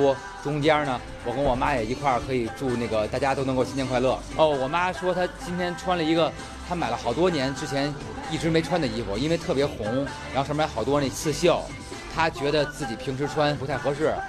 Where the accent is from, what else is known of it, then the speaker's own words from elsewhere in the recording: Beijing, China; 我就是身为北京人呢，然后我们也是。上过几回吧，我有四五回